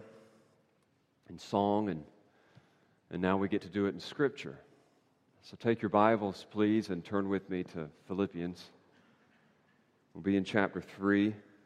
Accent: North Carolina, United States; moved away; the beaches of my home state there in North Carolina with my family

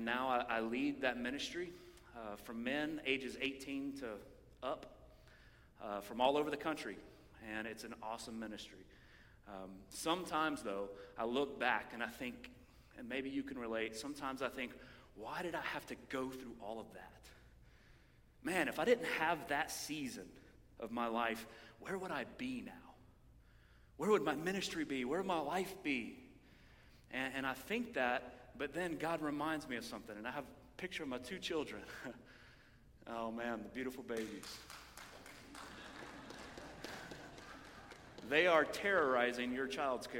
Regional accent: Knoxville, Tennessee, United States; I'm from Knoxville. I'm from this area. I went to Bearden High School

